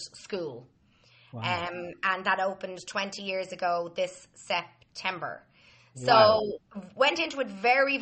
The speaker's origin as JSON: {"language": "English", "town": "Dublin", "region": "Leinster", "country": "Ireland", "tie": "born or raised there", "said": "I grew up in Dublin"}